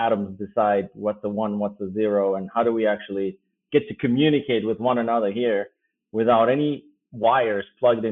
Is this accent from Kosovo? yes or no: yes; Pristina, Kosovo; first language Albanian; English is a second language; moved away as an adult; now in United States; that's where I grew up in Pristina